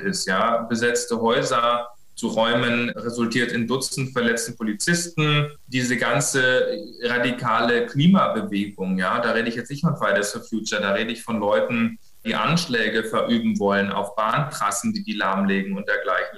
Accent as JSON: {"language": "German", "region": "Bavaria", "country": "Germany", "moved": "yes", "lives_now": "Berlin, Germany", "said": "Also ich komme ja ursprünglich aus Bayern"}